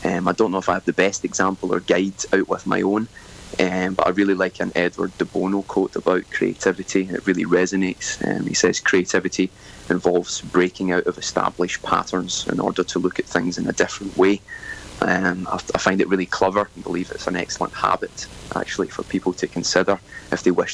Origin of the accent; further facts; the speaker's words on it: Scotland, United Kingdom; moved away as an adult; now in Sunshine Coast, Australia; I grew up in Scotland and moved to Australia around 13 years ago